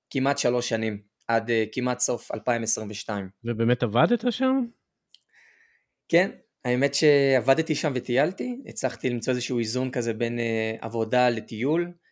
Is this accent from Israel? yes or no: yes; Jerusalem, Jerusalem District, Israel; moved away as an adult; also born or lived in Australia / northern Israel; אני בן 27, במקור מירושלים. בארבע שנים האחרונות, מ-2020 אני בטיולים בעולם, בעצם ממש לפני הקורונה עזבתי את ישראל והתחלתי להסתובב בכל מיני מדינות.